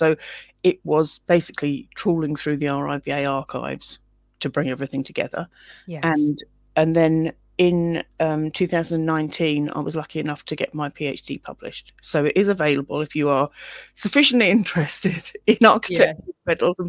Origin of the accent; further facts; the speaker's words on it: London, United Kingdom; now in Wales, United Kingdom; I'm from London originally, and living in Wales